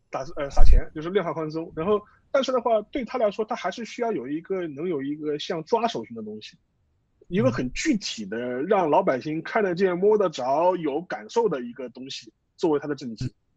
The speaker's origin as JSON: {"language": "Chinese", "country": "China", "said": "我们中国人"}